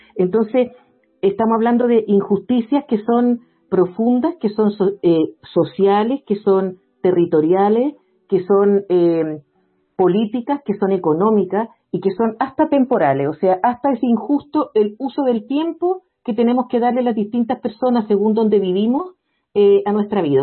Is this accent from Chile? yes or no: yes; Santiago, Santiago Metropolitan Region, Chile; yo soy de Santiago, Santiago es una región que tiene muchísimas desigualdades